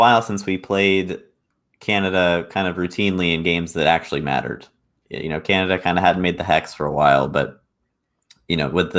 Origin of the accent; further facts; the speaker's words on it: United States; as an American fan